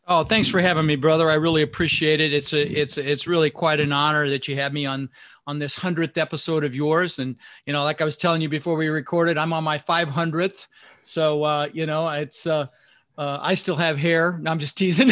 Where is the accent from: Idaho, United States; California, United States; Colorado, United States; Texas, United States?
Colorado, United States; Denver; English is a second language; also born or lived in Netherlands; So I immigrated this country when I was six years old, my brother Albert, my mother Zvonta, and we didn't have much growing up. We ended up in Denver, Colorado. I was born in Holland in the Netherlands